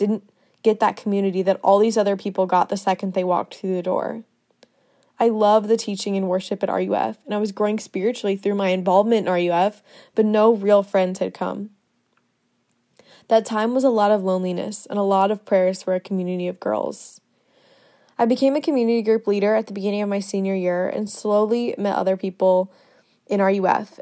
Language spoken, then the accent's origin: English; Winter Springs, Florida, United States; moved away as an adult; now in Athens, United States; I'm from Winter Springs, Florida, which is a town right outside of Orlando